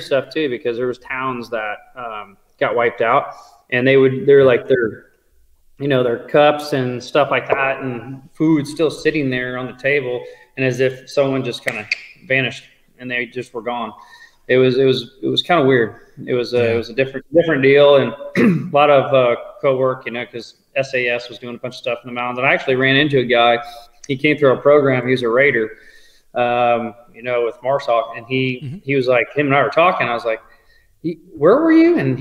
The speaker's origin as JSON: {"language": "English", "town": "Kansas City", "region": "Missouri", "country": "United States", "tie": "born or raised there", "said": "I grew up here in Kansas City, near Parkville, Missouri"}